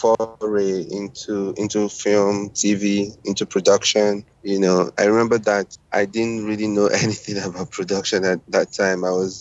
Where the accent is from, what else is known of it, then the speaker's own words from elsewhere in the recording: Nigeria; I'm a Nigerian filmmaker. I like to say that I'm a Nigerian international filmmaker because I'm a global citizen at heart and obviously a Nigerian by birth.